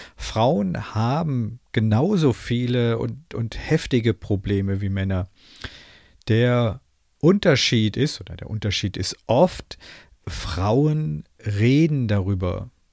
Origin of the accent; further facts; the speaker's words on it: Germany; bei uns in Deutschland